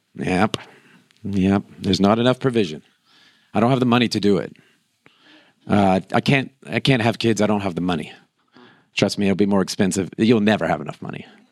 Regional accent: Florida, United States; moved away; We come from Florida

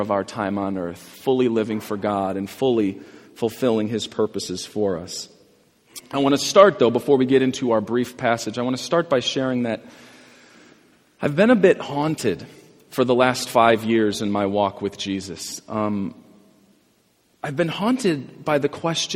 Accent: Glenview, Illinois, United States; where I grew up in Glenview

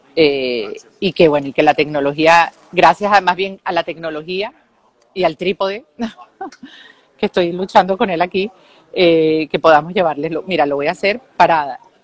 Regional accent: Venezuela; now in Israel; yo como periodista venezolana, israelí

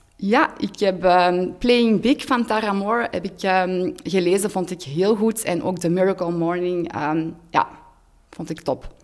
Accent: Hoogstraten, Flanders, Belgium; moved away as an adult; also born or lived in Antwerp; Ik ben van Hoogstraat afkomstig, maar wij woonden tien jaar in Antwerpen

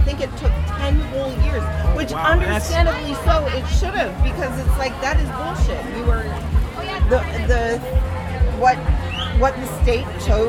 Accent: Phoenix, Arizona, United States; I'm a native of here. I've lived here my entire life. Not in Kingman. I'm originally from Phoenix, but yeah, in the state.

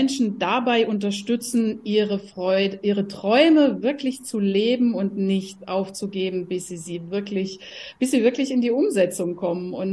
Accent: Rhineland-Palatinate, Germany; now in Halle an der Saale, Germany; Ich bin ursprünglich aufgewachsen in der Pfalz, habe auch in Mainz damals studiert.

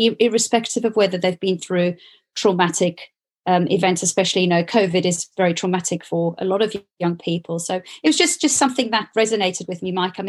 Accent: South Africa; moved away as an adult; now in United Kingdom; I grew up in South Africa, so it's very different to the UK

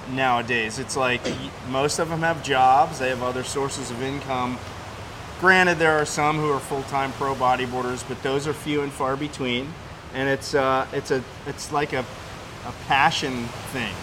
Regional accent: East Coast of the U.S., United States; now in Southern California, United States; where I grew up on the East Coast of the U.S.

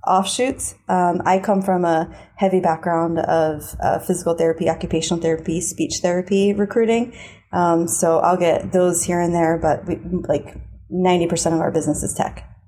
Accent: Philadelphia, Pennsylvania, United States; growing up in Philly

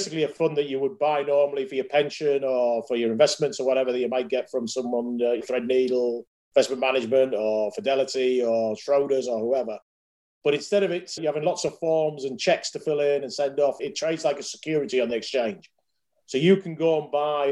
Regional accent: Yorkshire and the Humber, United Kingdom; moved away as an adult; also born or lived in Hull; now in London, United Kingdom; as you can tell by the voice, I'm a Yorkshireman, born and bred.

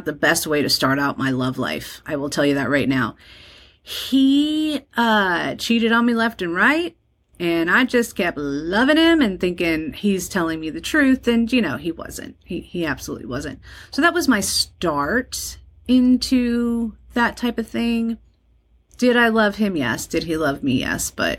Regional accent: Colonia, New Jersey, United States; also born or lived in Dallas, Texas; I was raised in New Jersey

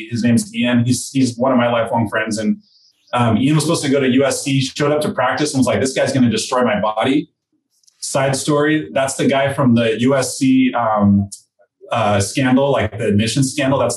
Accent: Mexico; born there; first language Spanish; English is a second language; I'm a Mexican citizen. I was born in Mexico. People say you don't sound it.

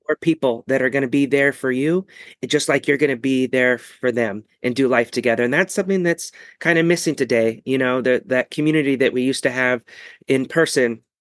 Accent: Ketchikan, Alaska, United States; moved away; eventually we went back to my hometown, that little Ketchikan, Alaska

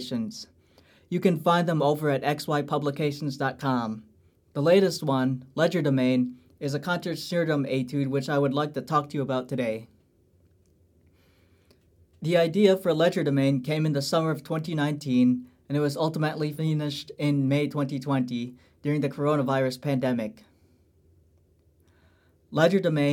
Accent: Lombard, Illinois, United States; I'm from Lombard, Illinois, an alumnus of Glenbard East High School

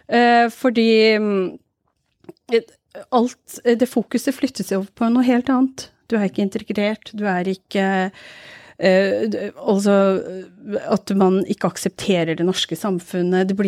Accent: Norway; Jeg pleier å si jeg er fra Pakistan, jeg. For det er mye enklere, for de aksepterer ikke å høre at jeg er fra Norge.

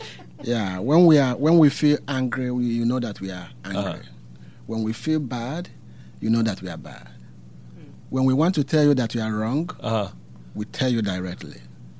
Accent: southern Nigeria, Nigeria; moved away; I am from Nigeria. I am of the Igbo tribe in the southern part of Nigeria. I'm a minister of God, a clergyman in the Anglican Communion.

